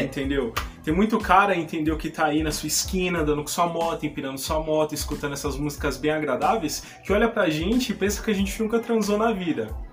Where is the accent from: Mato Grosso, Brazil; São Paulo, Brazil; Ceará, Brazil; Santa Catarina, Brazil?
São Paulo, Brazil; Eu sou daqui de São Paulo, capital